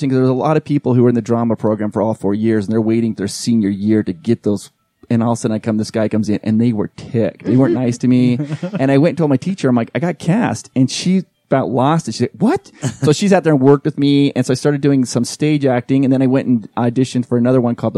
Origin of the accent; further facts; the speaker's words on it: Holladay, Utah, United States; also born or lived in Philadelphia / New York / Southern California; I lived in the Holiday area growing up.